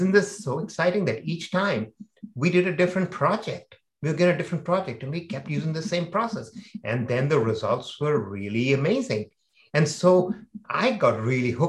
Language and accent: English; India; I was growing up in India